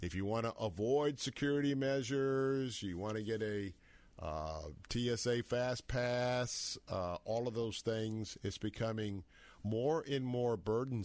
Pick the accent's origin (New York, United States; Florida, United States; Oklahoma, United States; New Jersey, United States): Florida, United States; Tampa; I grew up in North Tampa, kind of in the outer Carrollwood area, North Tampa area